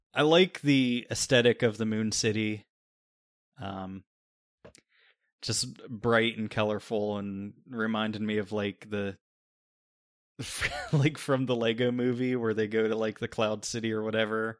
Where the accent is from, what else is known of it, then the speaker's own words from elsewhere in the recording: Pennsylvania, United States; we're both from Pennsylvania